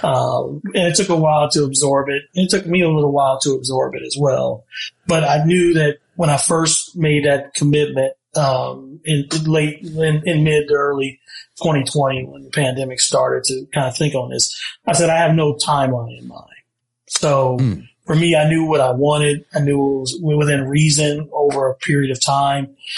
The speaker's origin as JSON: {"language": "English", "region": "Ohio", "country": "United States", "tie": "born or raised there", "moved": "yes", "said": "we're from Ohio and they have basements there. And he bought a home uh, when I was still in high school"}